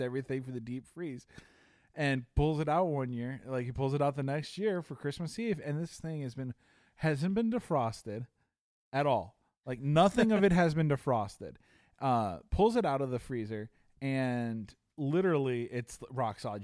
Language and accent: English; Chicago, Illinois, United States; as a kid growing up in Chicago